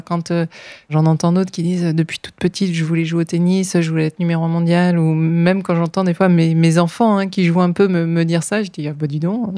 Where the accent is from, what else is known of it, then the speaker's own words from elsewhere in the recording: north of France, France; Alors moi, je viens du nord de la France